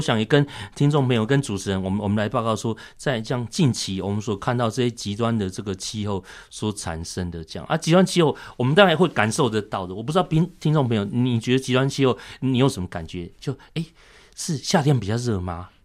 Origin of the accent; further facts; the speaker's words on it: Taiwan; 我们台湾人